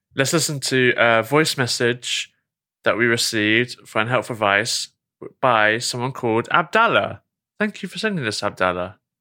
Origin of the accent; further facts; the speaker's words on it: England, United Kingdom; This is me as an English person